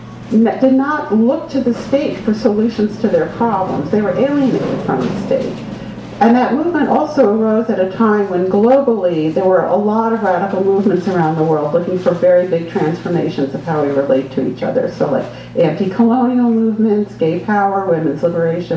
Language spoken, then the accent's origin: English; New York City, New York, United States; I was born in 1958 in New York City